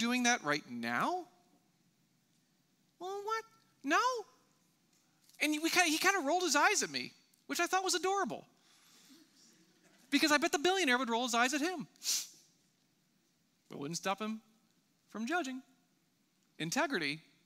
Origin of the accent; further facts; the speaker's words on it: United States; I'm an American